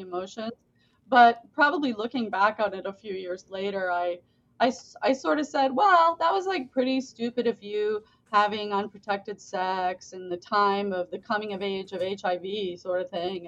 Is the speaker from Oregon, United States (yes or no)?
no; Boynton Beach, Florida, United States; also born or lived in England; I'm from Florida